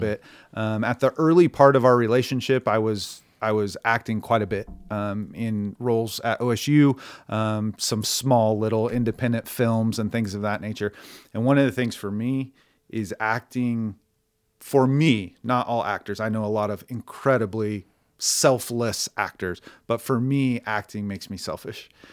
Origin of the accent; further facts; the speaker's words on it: Stillwater, Oklahoma, United States; born and raised in Stillwater, Oklahoma